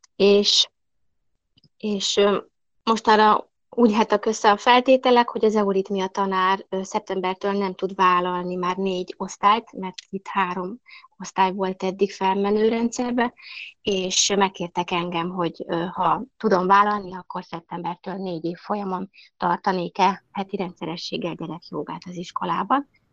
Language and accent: Hungarian; Budapest, Hungary; moved away as an adult; also born or lived in Buda, Budapest; now in Nyim, Hungary; mert én e Pesterzsébeten nőttem föl